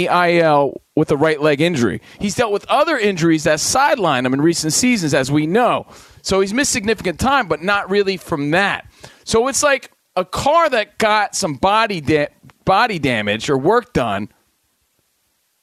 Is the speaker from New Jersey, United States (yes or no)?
yes; Union, New Jersey, United States; moved away; I come from you from my mom's bedroom right now in Union, New Jersey, visiting family